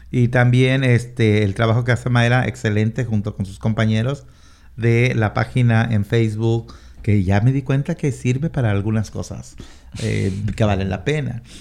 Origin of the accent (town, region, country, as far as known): Mexico; now in Washington, United States